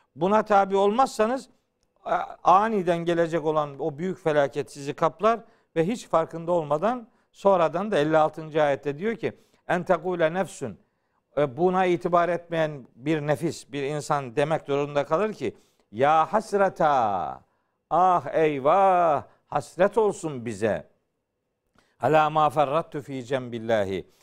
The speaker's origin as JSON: {"language": "Turkish", "town": "Uzungöl", "region": "Trabzon", "country": "Turkey", "said": "Trabzon'un Uzun Göl diye bir beldesi var. Hı hı. Belde az şimdi mahalle olarak geçiyor. Ee, ben oralıyım."}